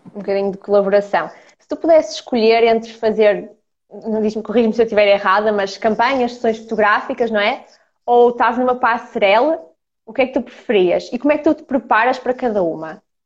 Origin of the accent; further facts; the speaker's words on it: Ukraine; now in Portugal; eu sou ucraniana, portanto, somos as duas de leste